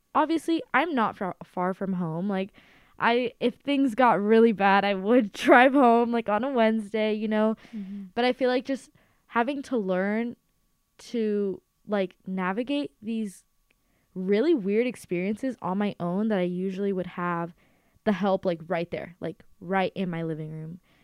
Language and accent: English; Los Angeles, California, United States; I am from Los Angeles, California